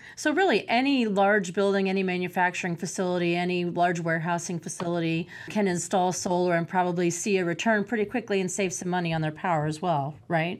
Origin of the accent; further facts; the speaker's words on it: Champaign, Illinois, United States; my hometown for Champaign Urbana.